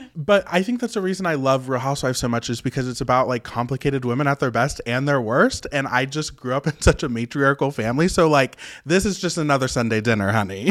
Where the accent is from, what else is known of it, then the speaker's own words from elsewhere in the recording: West Virginia, United States; I was born and raised in West Virginia. Super small town, super rural area